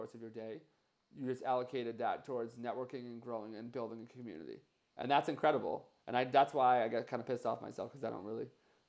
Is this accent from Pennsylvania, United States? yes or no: no; New Jersey, United States; Oh, I'm from New Jersey, too.